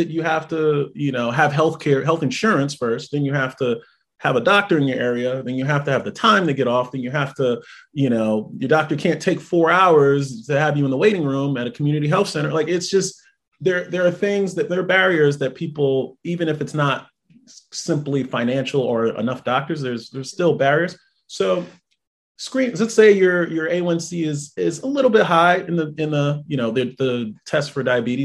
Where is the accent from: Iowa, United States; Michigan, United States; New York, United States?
New York, United States; New York City; moved away as an adult; also born or lived in Jamaica, Queens / Fairbanks, Alaska / Grass Valley, California; now in Tampa, United States; I grew up in Brooklyn, I grew up in Brownsville, I grew up on Rockaway and Atlantic. So coming from that community, you know, then I moved to Jamaica, Queens